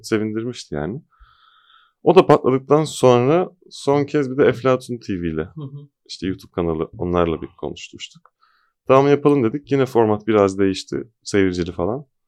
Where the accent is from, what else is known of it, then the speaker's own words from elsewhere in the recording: Bolu, Bolu Province, Turkey; moved away; ben de Bolulu olarak